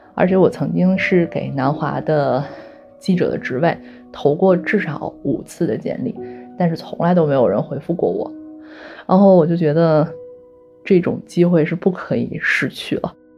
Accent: Jinan, Shandong, China; now in Hong Kong, China; 我就回到我的家乡，因为我是济南人

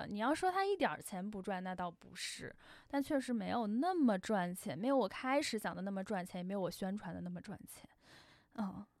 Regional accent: Beijing, China; 还有就是因为我是北京人，就我在北京创业，我总有一种没离开家我还是小孩的状态，所以呢，我不想在北京创业。

